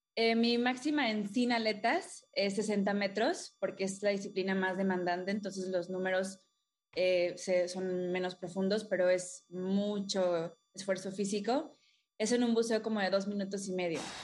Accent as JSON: {"language": "Spanish", "town": "Playa del Carmen", "region": "Quintana Roo", "country": "Mexico", "tie": "born or raised there", "said": "crecí en Playa del Carmen. Ah, desde Chiquita, acá de Ciudad del Carmen, Campeche"}